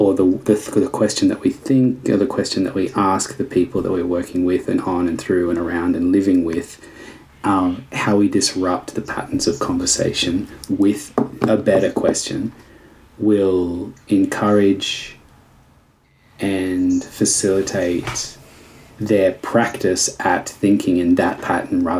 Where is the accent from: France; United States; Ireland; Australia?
Australia; I want to be identified as an Australian rather than as an American or a Canadian